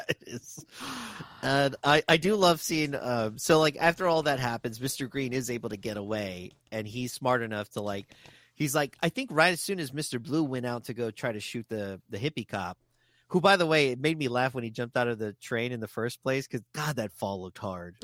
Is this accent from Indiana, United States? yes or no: no; Texas, United States; they know I'm from Texas.